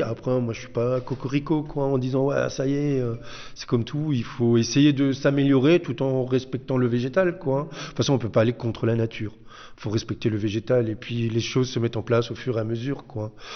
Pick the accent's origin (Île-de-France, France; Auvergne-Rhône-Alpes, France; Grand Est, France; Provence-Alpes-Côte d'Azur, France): Grand Est, France; Haguenau; now in Reichsfeld, France; je suis originaire de Haguenau